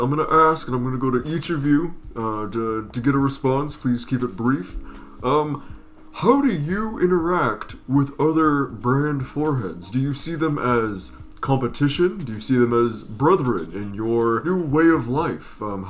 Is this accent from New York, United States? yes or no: no; Michigan, United States; Well, I'm from a little town in Mars, Michigan.